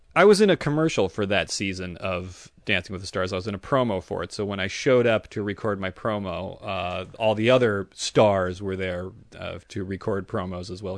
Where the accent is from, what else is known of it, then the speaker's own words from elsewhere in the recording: San Francisco Bay Area, California, United States; now in Los Angeles, United States; I grew up in the San Francisco Bay Area with you